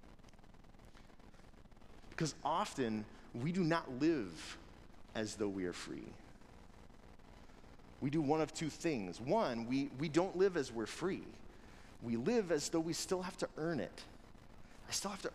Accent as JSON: {"language": "English", "country": "United States", "said": "we as Americans, as people who've been raised in the United States of America"}